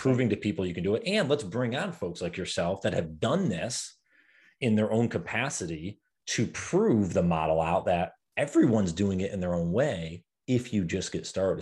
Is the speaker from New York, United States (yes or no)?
yes; New York, United States; moved away; I'm from New York originally